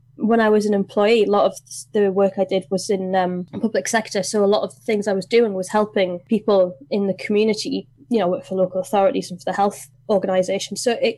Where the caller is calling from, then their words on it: Gateshead, North East England, United Kingdom; So I am Zooming you from Gateshead, which is the other side of the water to Newcastle upon Tyne.